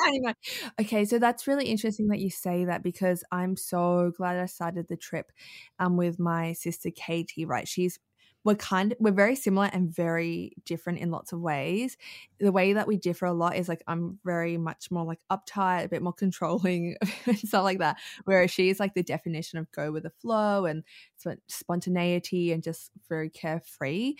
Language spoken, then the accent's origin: English; Melbourne, Victoria, Australia; I've born and raised in Melbourne